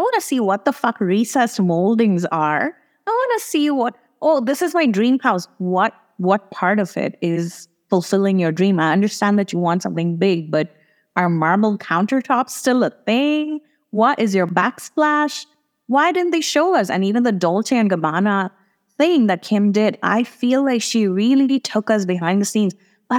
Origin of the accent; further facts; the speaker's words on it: India; for me to get to Italy as an Indian passport holder, I need to book a hotel.